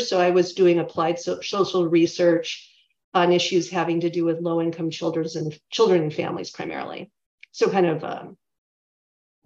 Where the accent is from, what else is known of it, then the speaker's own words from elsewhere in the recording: Chicago, Illinois, United States; also born or lived in St. Paul, Minnesota; I live in Chicago now, and I'm originally from the Chicago area.